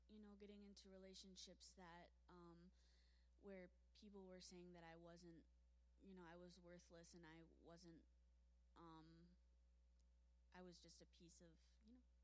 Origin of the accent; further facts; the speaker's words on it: Lake Orion, Michigan, United States; Lake Orion.